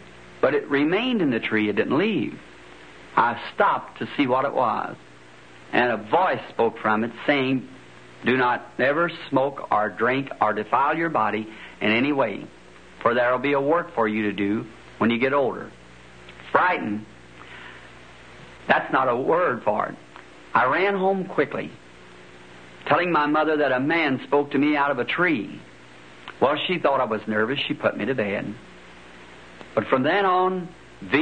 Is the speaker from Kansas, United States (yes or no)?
no; Indiana, United States; also born or lived in Kentucky; At the age of 7, we moved from Kentucky to Indiana, up the road a bit from where we live now.